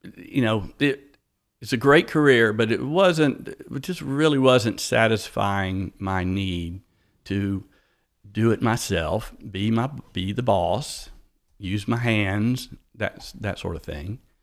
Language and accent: English; East Point, Georgia, United States; I was born in East Point, Georgia.